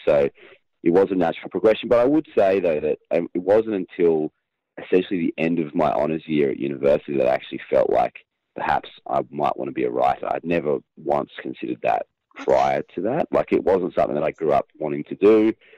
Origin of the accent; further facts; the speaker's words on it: Queensland, Australia; I was born in Queensland, which, um, for your international listeners, is a very large state um, in, in, I guess, the north of Australia